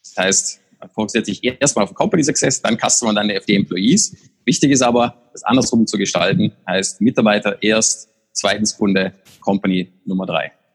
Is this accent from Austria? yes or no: yes; Austria; moved away; für mich als Österreicher